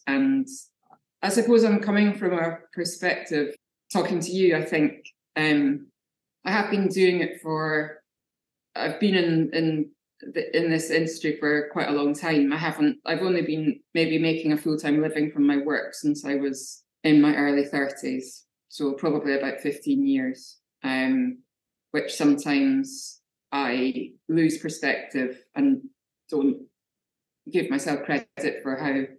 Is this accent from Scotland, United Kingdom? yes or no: yes; Scotland, United Kingdom; now in Brighton, United Kingdom; I'm a Scottish figurative painter.